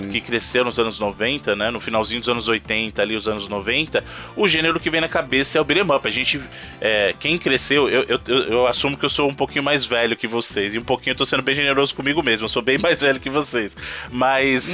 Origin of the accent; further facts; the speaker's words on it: São Paulo, Brazil; o Evandro e eu, que somos de São Paulo